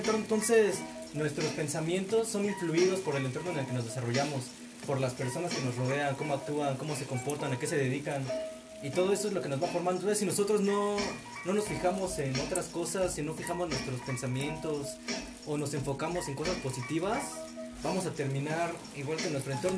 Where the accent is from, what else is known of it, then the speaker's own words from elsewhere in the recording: Valle de Chalco, State of Mexico, Mexico; me preguntan de dónde vienes, les digo de Charco y se asustan